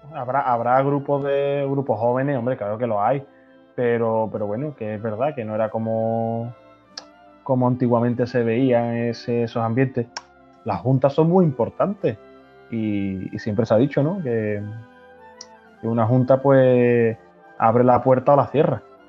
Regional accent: Chiclana de la Frontera, Andalusia, Spain; mi pueblo de Chicana

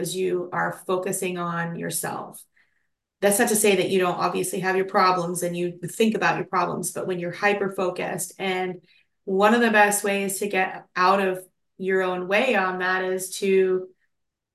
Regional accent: Tulsa, Oklahoma, United States; moved away; So I grew up in Oklahoma and in Tulsa, and basically, like, Tulsa's like the biggest small town.

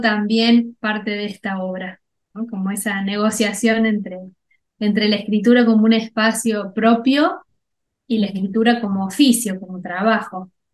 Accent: Cruz del Eje, Córdoba, Argentina; yo soy de Cruz del Eje

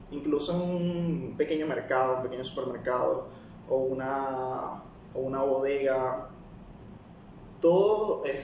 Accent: Peru; Yo que vengo particularmente de Perú, tanto los clientes como la tecnología en el café, este, el mismo proceso que se puede encontrar en cada cafetería, siendo un país productor, era bastante básico, bastante normal, comparado con los de acá.

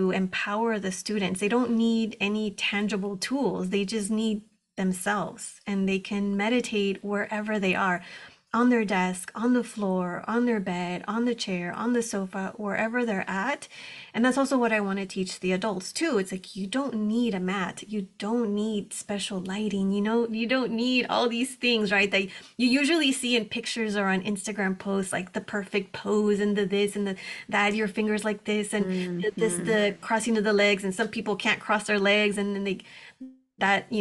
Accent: Texas, United States; moved away as an adult; now in Southern California, United States; I was born and raised in Texas on the border

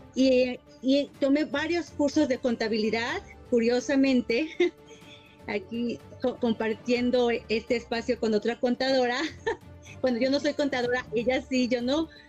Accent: Mexico; moved away as an adult; now in Toronto, Canada; Yo soy mexicana, estudié relaciones públicas y emigré a Canadá y pues me quedé acá.

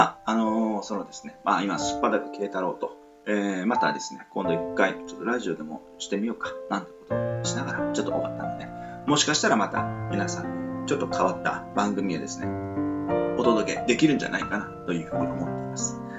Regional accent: Nichinan, Miyazaki, Japan; 宮崎県の県南地域の小さなところのね、まあ、帯というところのですね、えー、出身なんですけど

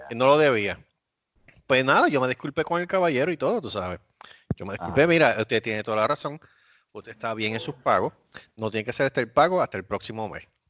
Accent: Puerto Rico; moved away as an adult; now in Corpus Christi, United States; yo, yo, soy de Puerto Rico

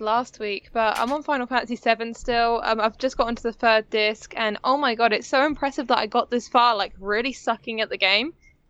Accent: United Kingdom; as a British person.

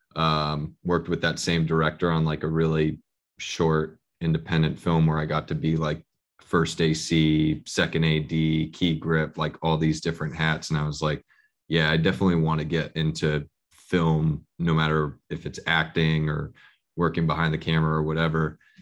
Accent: Bay Area, California, United States; now in Los Angeles, United States; I'm originally from the Bay Area, so I grew up a Warrior fan

